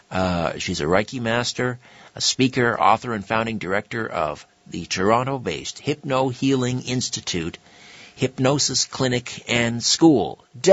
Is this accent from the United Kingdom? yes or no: yes; United Kingdom; We see, I'm British, and that's my background.